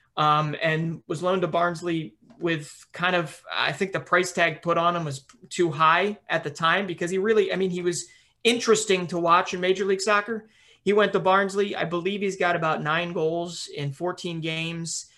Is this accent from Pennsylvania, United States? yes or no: yes; Philadelphia, Pennsylvania, United States; where I'm from Philadelphia